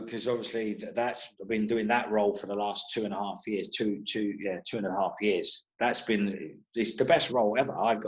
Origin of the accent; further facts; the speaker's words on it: London, United Kingdom; also born or lived in Birmingham; I grew up in Holloway, which is a massive Irish fraternity there